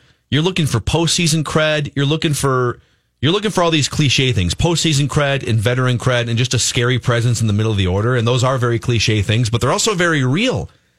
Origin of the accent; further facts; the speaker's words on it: Minnesota, United States; as a Minnesotan, a tried and true Minnesotan